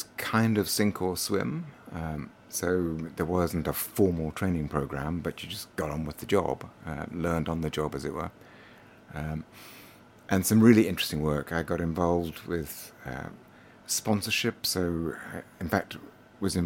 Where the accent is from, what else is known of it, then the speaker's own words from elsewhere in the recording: United Kingdom; moved away; also born or lived in Durham / London; I'm British, so actually half Scottish, half English.